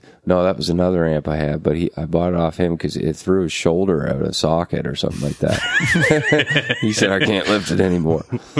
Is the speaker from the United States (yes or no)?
no; Halifax, Nova Scotia, Canada; also born or lived in Truro; guys, you know, from that I grew up with around around Halifax